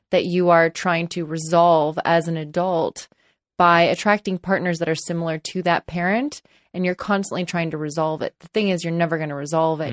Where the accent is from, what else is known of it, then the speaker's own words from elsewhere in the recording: Los Angeles, California, United States; I grew up in Los Angeles, and I live in Los Angeles